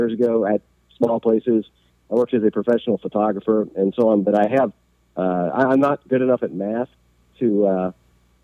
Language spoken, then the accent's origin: English; Cincinnati, Ohio, United States; my entire family is from here, going back to the 1850s